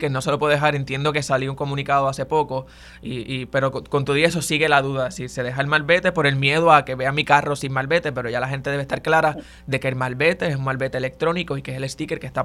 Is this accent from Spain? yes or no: no; Barranquitas, Puerto Rico; Este fin de semana que subo a mi pueblo a Barranquita, voy a estar pendiente en todos los carros de la familia